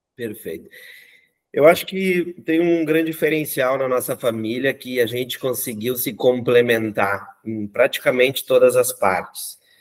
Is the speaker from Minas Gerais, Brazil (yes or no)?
no; interior of Rio Grande do Sul, Brazil; moved away as an adult; also born or lived in Canoas / São Paulo; Eu sou do interior do Rio Grande do Sul